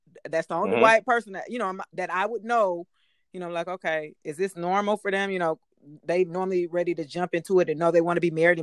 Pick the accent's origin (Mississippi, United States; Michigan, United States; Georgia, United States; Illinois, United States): Georgia, United States; Decatur; I'm from Decatur